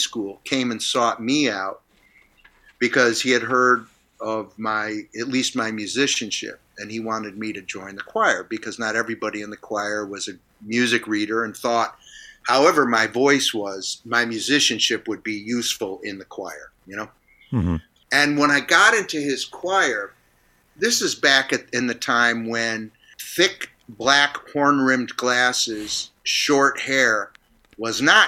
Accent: Niagara Falls, New York, United States; moved away; I grew up in Niagara Falls

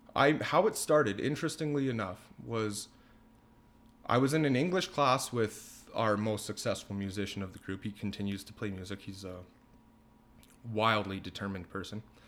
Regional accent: Leduc, Alberta, Canada; I'm a lifelong Ledoux resident

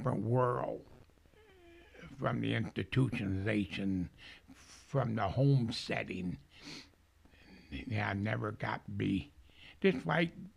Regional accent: Coldwater, Michigan, United States; those people I grew up with in Coldwater

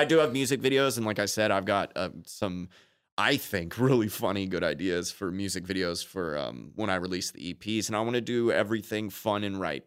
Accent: Austin, Texas, United States; also born or lived in Chicago, Illinois / Dallas, Texas; I was born in Chicago, raised in Austin

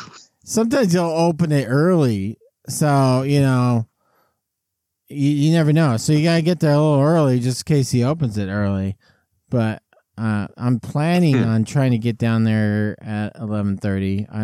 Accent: Tulare, California, United States; No, I'm from Tulare. Way better.

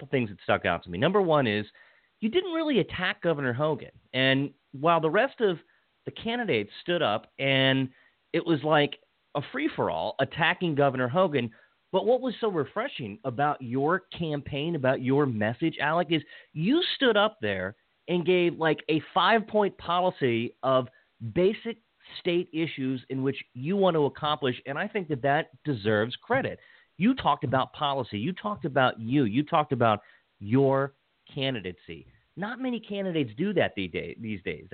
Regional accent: Washington County, Western Maryland, United States; also born or lived in Montgomery County, Maryland; I grew up in Washington County, then I moved to Montgomery County.

